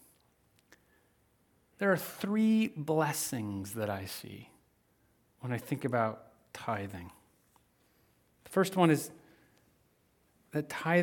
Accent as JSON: {"language": "English", "region": "Midwest", "country": "United States", "tie": "born or raised there", "said": "I grew up in the Midwest"}